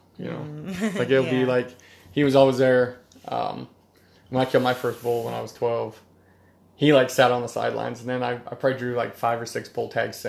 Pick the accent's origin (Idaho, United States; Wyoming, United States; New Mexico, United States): Wyoming, United States; Because they find out I'm from Wyoming